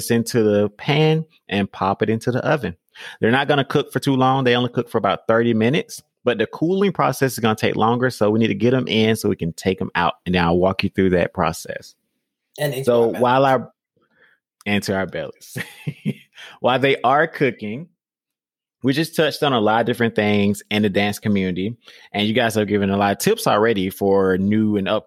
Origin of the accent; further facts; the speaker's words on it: Georgia, United States; I'm from Georgia. So we say pecans